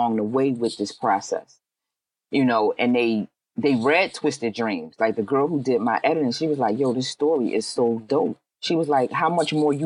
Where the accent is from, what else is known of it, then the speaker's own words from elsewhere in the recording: Philadelphia, Pennsylvania, United States; I'm from Philly.